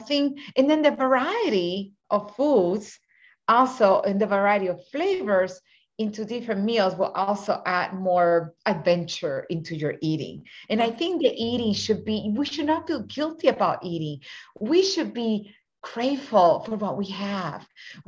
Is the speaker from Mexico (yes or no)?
yes; Mexico; also born or lived in Puerto Rico; As a Latina woman, I was born in Puerto Rico and raised in Mexico when my parents were missionaries